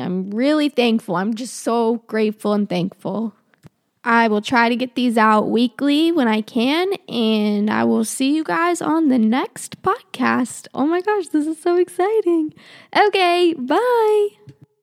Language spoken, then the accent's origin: English; Charlotte, North Carolina, United States; also born or lived in Russia; I live outside of Charlotte. I've been here pretty much my whole life